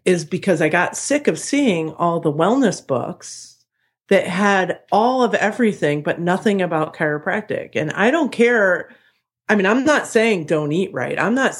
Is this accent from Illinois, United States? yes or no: yes; Chicago, Illinois, United States; so, you know, I'm from Chicago.